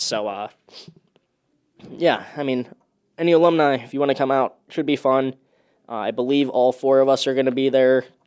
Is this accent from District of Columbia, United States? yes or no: no; Illinois, United States; I'm from Illinois